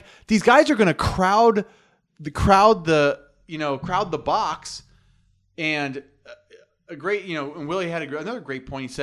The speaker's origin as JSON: {"language": "English", "region": "New York", "country": "United States", "said": "I'm from New York. I got some New York, and I like boxing too."}